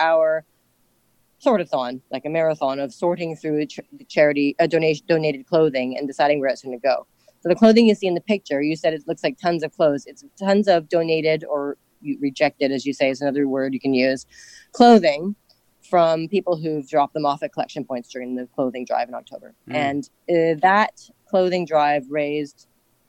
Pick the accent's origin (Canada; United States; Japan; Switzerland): Canada; Ottawa, Ontario; moved away as an adult; now in Hong Kong; I grew up in Ottawa, which is a small Canadian